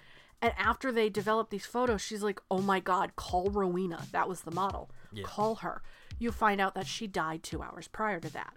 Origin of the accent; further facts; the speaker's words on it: New England, United States; We're from New England